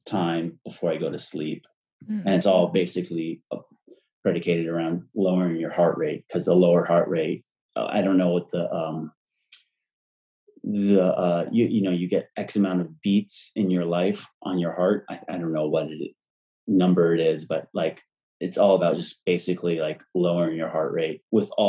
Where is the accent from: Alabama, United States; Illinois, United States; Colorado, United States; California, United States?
California, United States; Santa Monica; also born or lived in Malibu / Hollywood; Santa Monica, lived in Malibu, Hollywood.